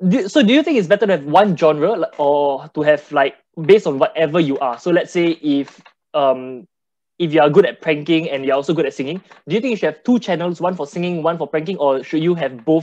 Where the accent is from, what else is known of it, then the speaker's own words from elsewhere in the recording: Singapore; I'm from Singapore